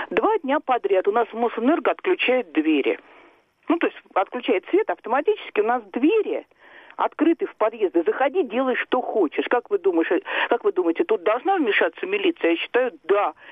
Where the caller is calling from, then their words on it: Moscow, Russia; А, здравствуйте, я из Москвы.